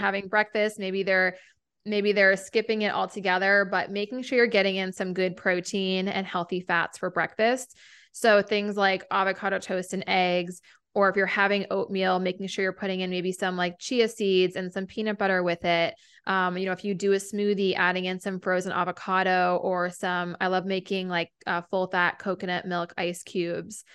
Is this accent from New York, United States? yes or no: no; New Hampshire, United States; moved away as an adult; also born or lived in Vermont; a naturopathic doctor in my hometown in New Hampshire